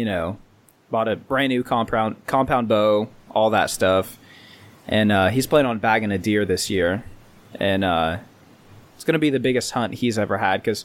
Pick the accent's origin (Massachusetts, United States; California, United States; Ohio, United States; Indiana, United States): Indiana, United States; We're from Indiana